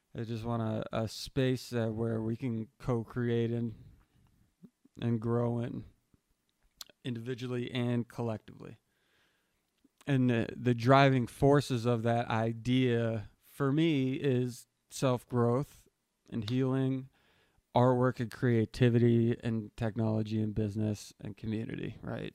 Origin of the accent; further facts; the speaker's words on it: New Hampshire, United States; moved away; I'm from New Hampshire